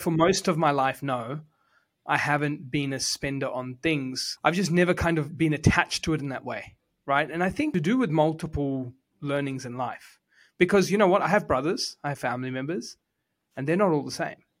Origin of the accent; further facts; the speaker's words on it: New Zealand; I was born in Housing Commission in New Zealand